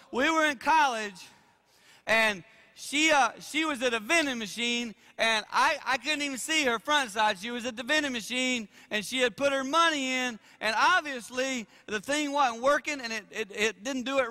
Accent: South Carolina, United States; I grew up in South Carolina.

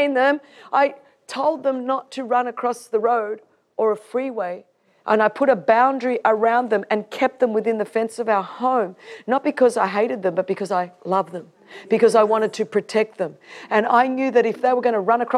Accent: Sydney, New South Wales, Australia; I grew up in Sydney, Australia, one of the most beautiful cities on earth

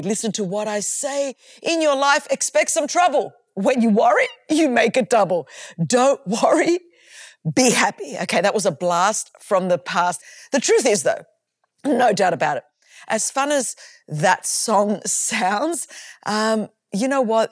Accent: Sydney, New South Wales, Australia; as you can tell from my accent, I grew up in Australia, in Sydney, Australia.

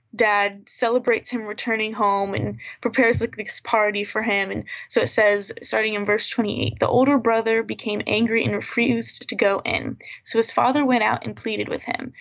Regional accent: Virginia Beach, Virginia, United States; moved away as an adult; now in Tulsa, United States; I'm from Virginia Beach, Virginia

